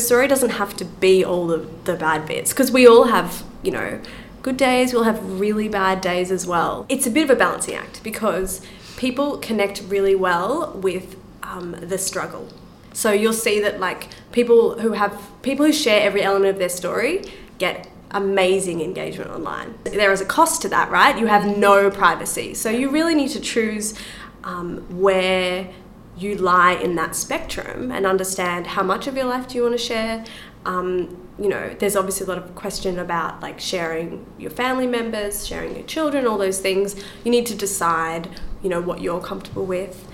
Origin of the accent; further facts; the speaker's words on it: Australia; I'm from Australia